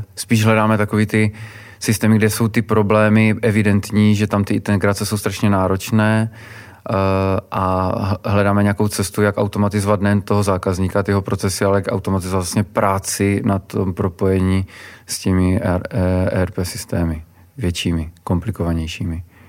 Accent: Czechia; my jako Češi

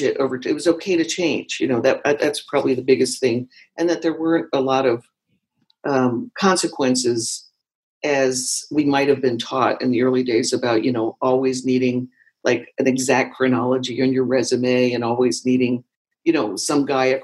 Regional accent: Washington, District of Columbia, United States; moved away as an adult; also born or lived in San Francisco; I had moved west from the East Coast, I'm from Washington, D.C. originally, and I ended up in San Francisco

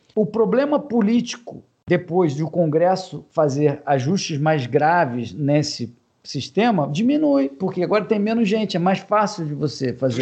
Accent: Brazil

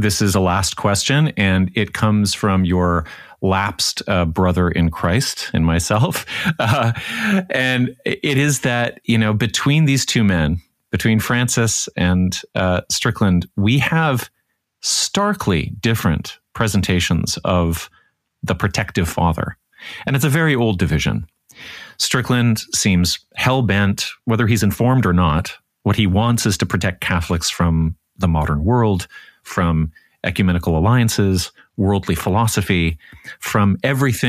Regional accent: Canada; being Canadian

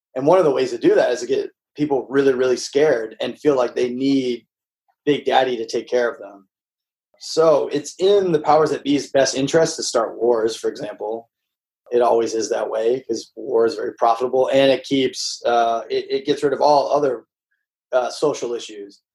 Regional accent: Midwest, United States; moved away; also born or lived in the South (US); I grew up like in the Midwest and and then the South

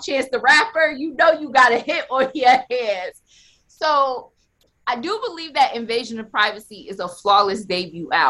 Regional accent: Buffalo, New York, United States; I'm from Buffalo

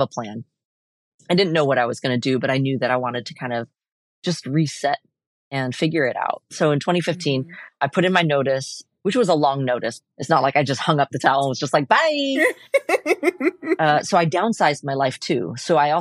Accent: Portland, Oregon, United States; I was born and raised here in Portland

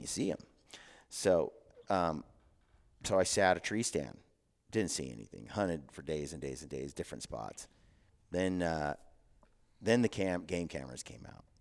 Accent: Oregon City, Oregon, United States; now in Cache Valley, Utah, United States; I, I grew up in Oregon City, a little town called Oregon City

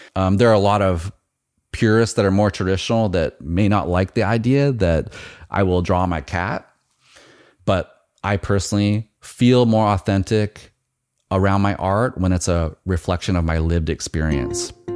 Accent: Nooksack, Washington, United States; I grew up in Nooksack, which is the in the foothills of Mount Baker

